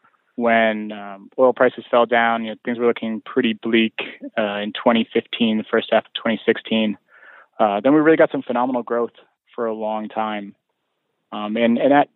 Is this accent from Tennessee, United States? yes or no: no; Boston, Massachusetts, United States; I grew up in the Boston area